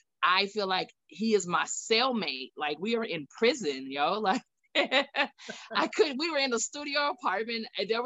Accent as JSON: {"language": "English", "region": "Texas", "country": "United States", "moved": "as an adult", "said": "I'm originally from Texas"}